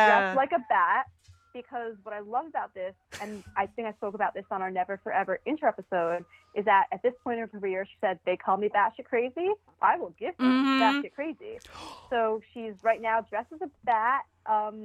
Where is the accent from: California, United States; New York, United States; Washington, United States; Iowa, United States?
New York, United States; I'm Jewish from New York